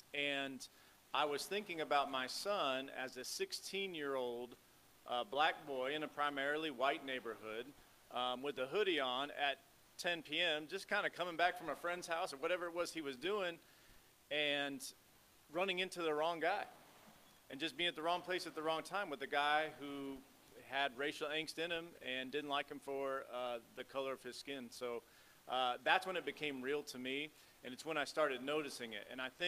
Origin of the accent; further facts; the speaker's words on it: Chicago, Illinois, United States; born there; Briefly about me, I was born in Chicago, but kind of bounced around the Midwest. So I grew up in a primarily white neighborhood.